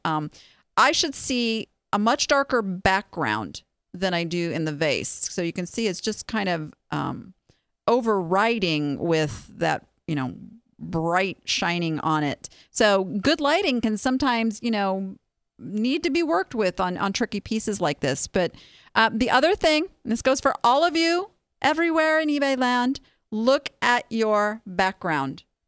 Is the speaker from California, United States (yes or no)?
yes; Southern California, United States; moved away; I born and raised on Disneyland in Southern California